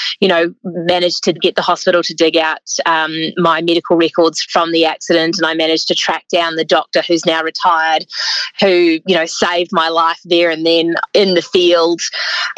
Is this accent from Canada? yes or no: no; New Zealand; moved away as an adult; also born or lived in South Island, New Zealand; now in Australia; by my accent, you can tell that I grew up in New Zealand.